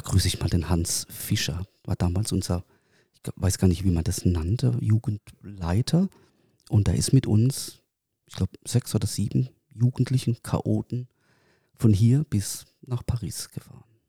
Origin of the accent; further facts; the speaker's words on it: Waghäusel, Baden-Württemberg, Germany; bei uns in Kirlach